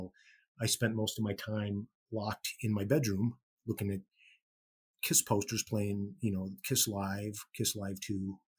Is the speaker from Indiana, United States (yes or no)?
yes; Gary, Indiana, United States; born there; I was born in Gary, Indiana in 1963.